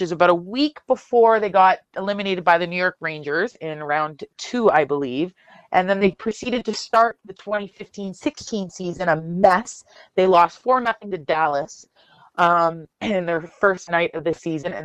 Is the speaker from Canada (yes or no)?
yes; Toronto, Ontario, Canada; I grew up on Bruins, Wings, and of course Leafs hockey being in Toronto